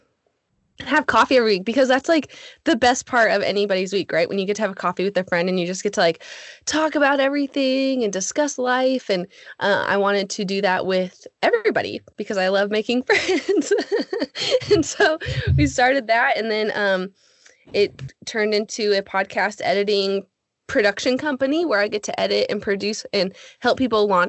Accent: Alaska, United States; moved away as an adult; now in Texas, United States; Jesse and I grew up in Alaska and then we moved to Texas about 8 years ago

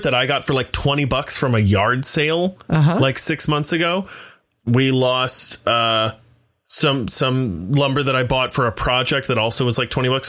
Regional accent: Midwest, United States; also born or lived in Ohio / Michigan / North Carolina; Well, I'm from the Midwest and we moved around.

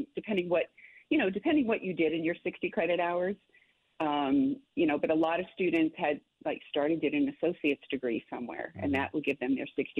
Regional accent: Massachusetts, United States; moved away as an adult; now in New Orleans, United States; I come from Massachusetts

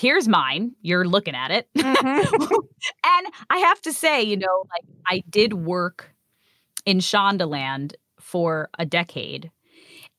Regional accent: New York, United States; me being a New Yorker

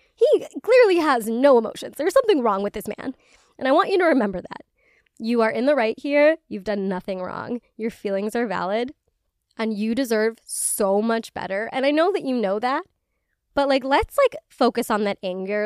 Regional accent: Illinois, United States; the area code in my, in my hometown

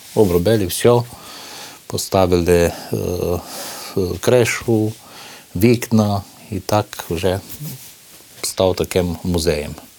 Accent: Maramureș County, Romania; ми тут жили в одному такому одному куточку Мараморощини

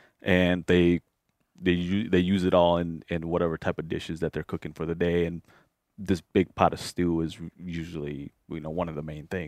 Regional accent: Minnesota, United States; So if and I grew up in the Twin Cities when we have our, cultural rituals, you typically go and you butcher a pig or a cow

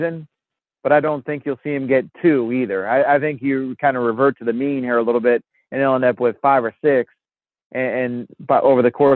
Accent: Massachusetts, United States; I grew up in Massachusetts.

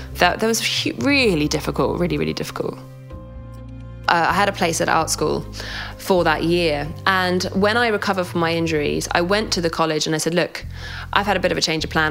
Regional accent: United Kingdom; also born or lived in London; we're British

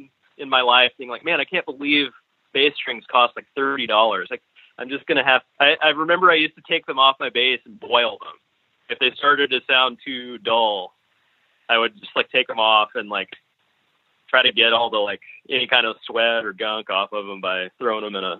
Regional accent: Arkansas, United States; also born or lived in Bloomington, Indiana; I'm not a Arkansas native. I was born in Bloomington, Indiana.

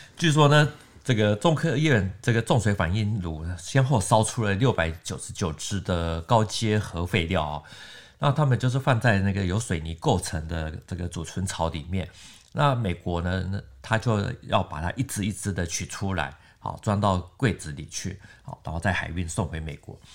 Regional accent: Taiwan; 我们台湾这边

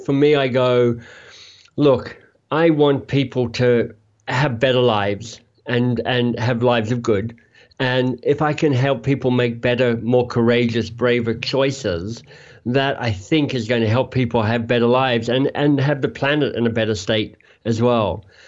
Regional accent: Australia; moved away as an adult; also born or lived in Oxford, United Kingdom / Toronto area, Canada; now in Toronto, Canada; I'm from Australia, but in Canada now

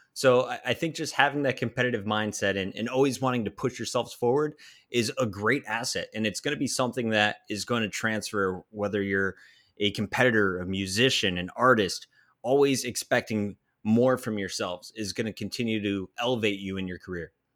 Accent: Pennsylvania, United States; born or raised there

